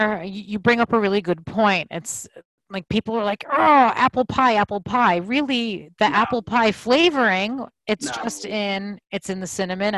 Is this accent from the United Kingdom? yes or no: no; United States; our duty as American citizens.